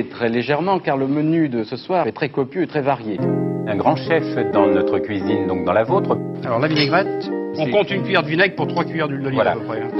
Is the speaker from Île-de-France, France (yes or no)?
yes; Paris, Île-de-France, France; Paris intramuros, ouais.